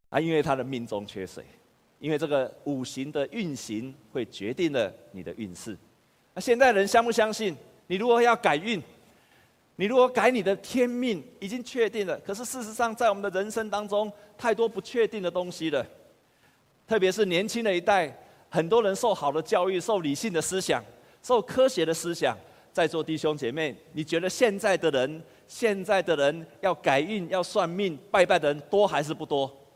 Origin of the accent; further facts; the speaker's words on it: Taiwan; 我们台湾人每次遇到的困难的时候